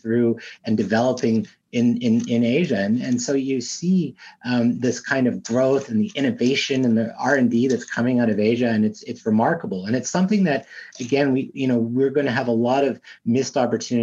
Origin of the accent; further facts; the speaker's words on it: Montreal, Quebec, Canada; I grew up in Montreal